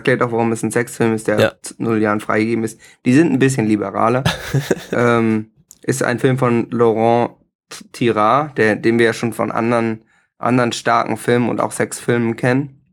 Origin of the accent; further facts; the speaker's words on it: Hamburg, Germany; Also ich muss sagen, ich als Hamburger, ich konnte natürlich viele von diesen Aachener Themen, die da besprochen werden